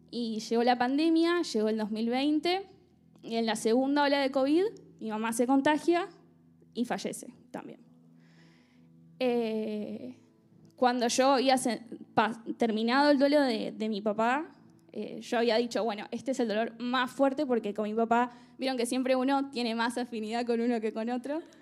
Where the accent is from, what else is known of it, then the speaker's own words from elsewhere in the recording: Argentina; moved away as an adult; durante mi adolescencia y mi niñez en Argentina, eh, la verdad que tuve una familia muy estable